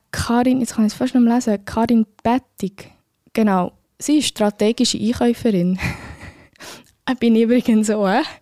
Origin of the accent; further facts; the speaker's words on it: Spain; German is a second language; dann müsste ich als Spanierin für Los Normalos.